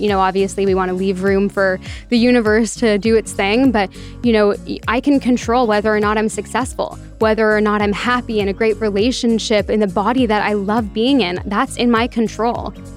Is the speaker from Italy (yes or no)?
no; Toronto, Ontario, Canada; moved away as an adult; also born or lived in Halifax; I was born and raised in Toronto